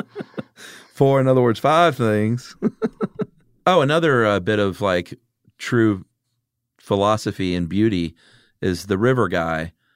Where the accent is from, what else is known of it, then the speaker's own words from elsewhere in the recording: the South, United States; us being from the South